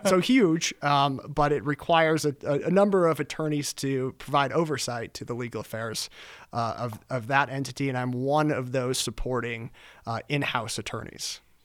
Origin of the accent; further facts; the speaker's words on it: Billings, Montana, United States; moved away as an adult; now in Denver, United States; I am originally from Billings, Montana. I grew up in Billings, Montana.